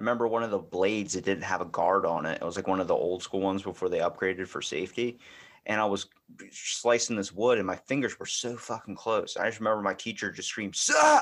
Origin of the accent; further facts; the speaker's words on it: Baltimore, Maryland, United States; accent: Baltimore; I'm from Baltimore